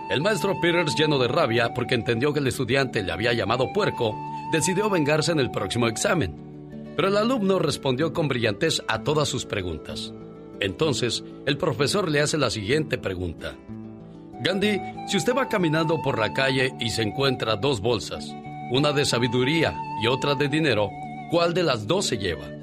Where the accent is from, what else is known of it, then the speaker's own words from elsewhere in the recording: Ciudad Juárez, Chihuahua, Mexico; moved away; con saludos para la gente de Ciudad Juárez, Chihuahua, porque un día Salí de Chihuahua, pero Chihuahua nunca salió de mí.